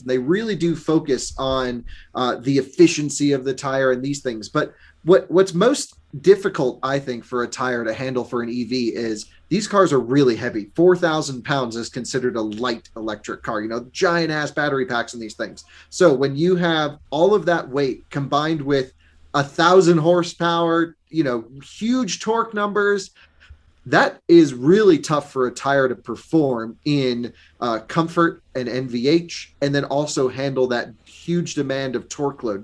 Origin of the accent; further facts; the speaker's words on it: Vermont, United States; I grew up in Vermont.